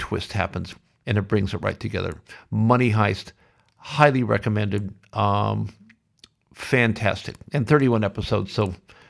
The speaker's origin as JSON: {"language": "English", "town": "Sioux City", "region": "Iowa", "country": "United States", "tie": "born or raised there", "said": "Always been blessed with that. And especially growing up in Sioux City."}